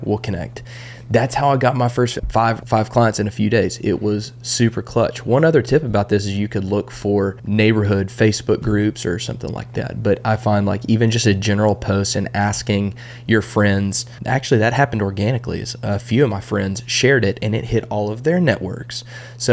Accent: Texas, United States; I grew up in Texas

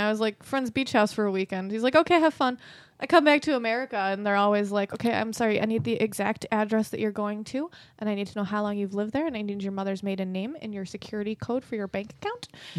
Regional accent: Ireland; See, but I'm Irish, so potatoes are the only vegetable I need.

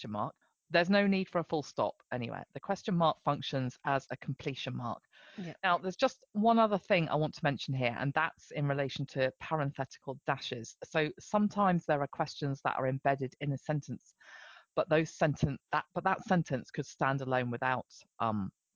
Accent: Amersham, South East England, United Kingdom; I was born in Amersham.

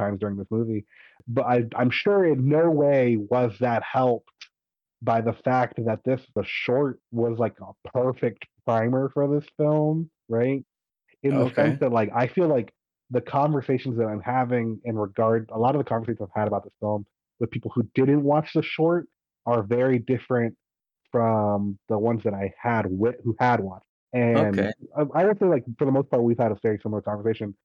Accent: United States; I'm an American. I grew up in America entirely.

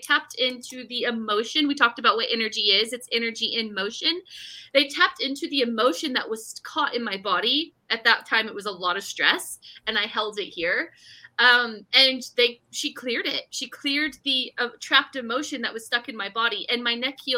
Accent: Bay Area, California, United States; moved away; I'm from California originally. We lived in the Bay Area

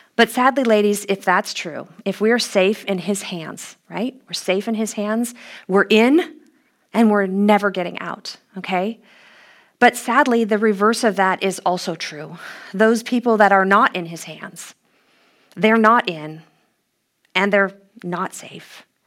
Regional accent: Los Angeles, California, United States; my hometown was going to host this international competition

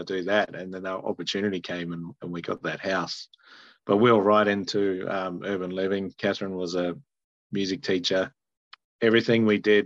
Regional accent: Sydney, New South Wales, Australia; moved away as an adult; now in Hawke's Bay, New Zealand; I'm from Sydney, Australia, which is a bit unusual in New Zealand to be a farmer from Sydney, Australia. And but that's where I grew up.

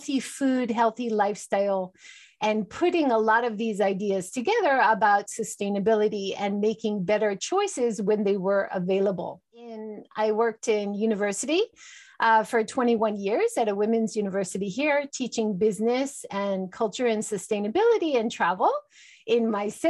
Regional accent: Hawaii, United States; moved away as an adult; also born or lived in Los Angeles / Oslo, Norway / Oita, Japan; now in Japan; I grew up in Hawaii

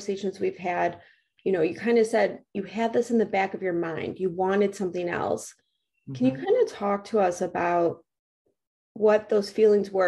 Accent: Midwest, United States; I'm from the Midwest

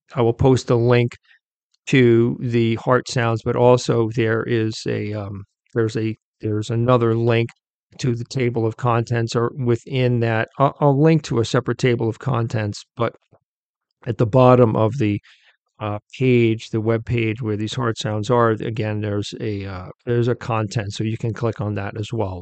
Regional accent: near Queens, New York, United States; I'm from New York. I wasn't born in Queens, but I, I grew up near Queens

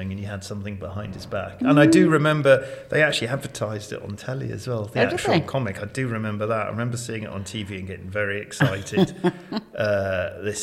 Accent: Shrewsbury, West Midlands, United Kingdom; also born or lived in London; We lived up Port Hill.

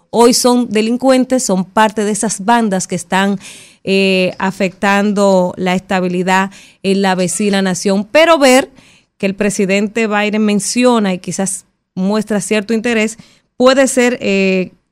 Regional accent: Dominican Republic; Entonces uno al final como, como dominicano que está sintiendo la presión que hay en la, en la frontera que nuestro comercio se está afectando, ese mercado binacional.

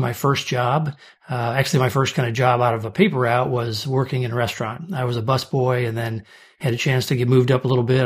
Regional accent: St. Louis, Omaha, Nebraska, Midwest, United States; also born or lived in Kansas; I grew up in the Midwest. I was born in Saint Louis and later moved to Omaha, Nebraska

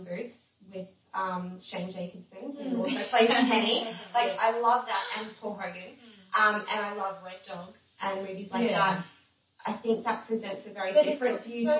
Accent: Rockhampton, Queensland, Australia; I grew up in Rocky too. I went to school here and moved away after uni to do uni and decided to come back

